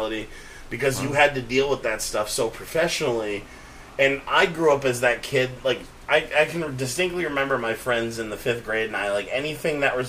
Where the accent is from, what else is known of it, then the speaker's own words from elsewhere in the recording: Auburn, Maine, United States; also born or lived in Boston; I grew up in Auburn, Maine